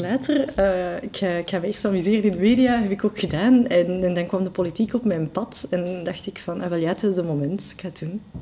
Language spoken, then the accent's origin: Dutch; Brussels, Brussels-Capital Region, Belgium; first language French; Dutch is a second language; ik, ik, ben Brusselaar. Ik, mhm. identificeer me ook als, als Brusselaar